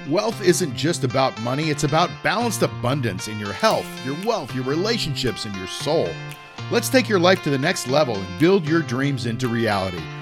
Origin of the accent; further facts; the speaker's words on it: Florida, United States; Now you're you're in Florida, and I'm like I just mentioned, I'm from Florida. I love it down there.